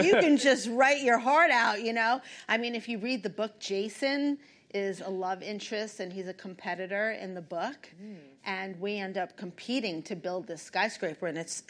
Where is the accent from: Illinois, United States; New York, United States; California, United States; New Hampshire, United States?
New York, United States; New York City; I didn't come from any money. I was born and raised in the Bronx.